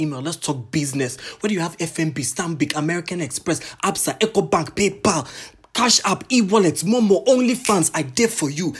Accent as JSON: {"language": "English", "country": "Botswana", "tie": "born or raised there", "said": "I'm Ghanaian, Tanzanian, but I was born and raised in Botswana."}